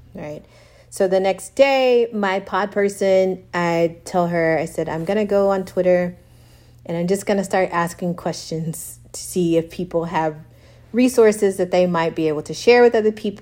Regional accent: Texas, United States; moved away as an adult; now in Austin, United States; I'm originally from Texas, Austin's new to me. Yeah. And also I haven't lived in Texas in 15 years

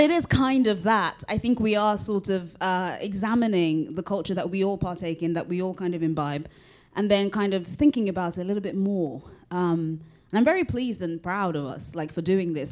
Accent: United Kingdom; I am both Nigerian and British

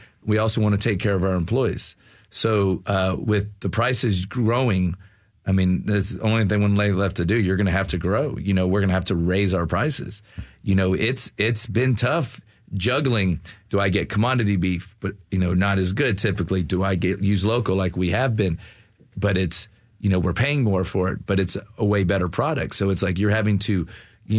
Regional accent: the South, United States; growing up in the South, being white

